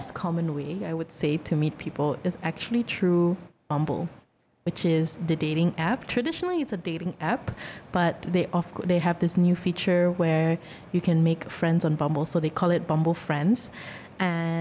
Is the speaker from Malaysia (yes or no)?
yes; Malaysia; we're Malaysian